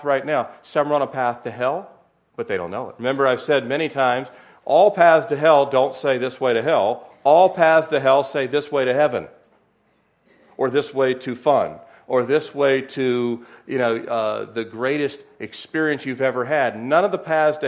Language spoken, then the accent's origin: English; Annapolis, Maryland, United States; moved away; I was born in 1969 in Annapolis, Maryland, 2.5 hours up the road. My brother's still in love with crabs and Old Bay and all that good stuff, and we grew up right on the Chesapeake Bay.